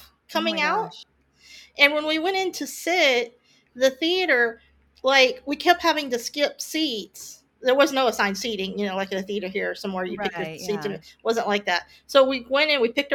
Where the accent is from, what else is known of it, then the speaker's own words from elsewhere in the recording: Mount Vernon, Texas, United States; moved away; I'm from Mount Vernon